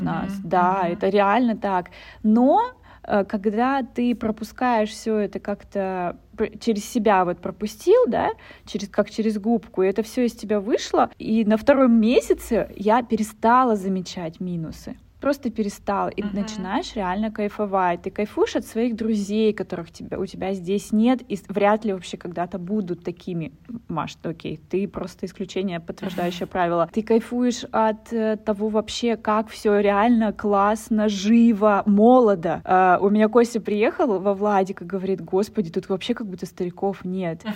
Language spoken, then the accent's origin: Russian; Russian Far East, Russia; moved away; мы с Дальнего Востока